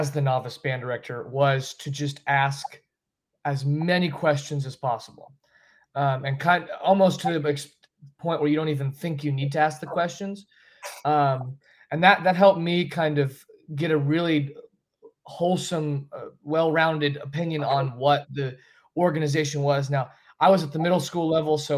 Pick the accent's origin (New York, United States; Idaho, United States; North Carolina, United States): North Carolina, United States; Asheville; I grew up in the Asheville area